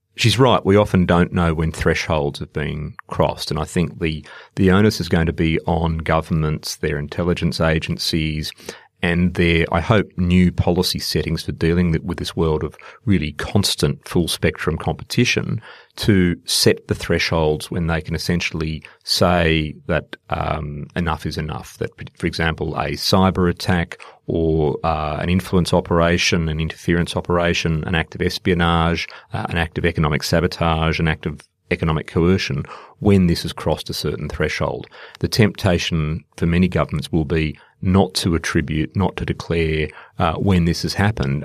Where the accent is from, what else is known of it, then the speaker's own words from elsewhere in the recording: Australia; also born or lived in India; working as an Australian diplomat